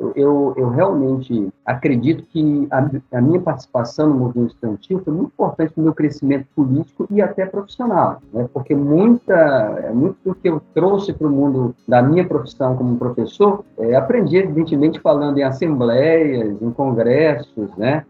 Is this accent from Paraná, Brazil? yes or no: no; Manaus, Amazonas, Brazil; moved away as an adult; now in Vitória, Brazil; sou nascido em Manaus, capital do Amazonas, onde eu comecei a lecionar em, ainda em 1988. Vim para cá, para Vitória, em 1995